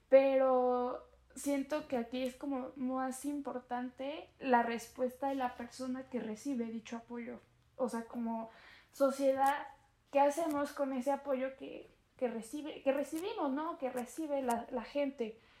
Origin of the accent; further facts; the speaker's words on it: Santa Ana Chiautempan, Tlaxcala, Mexico; yo soy de Santana, Cheutempan